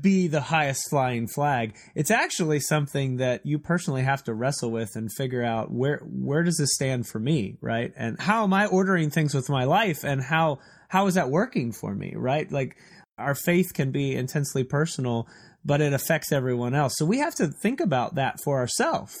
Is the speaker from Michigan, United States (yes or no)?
no; Texas, United States; I'm a Texan, too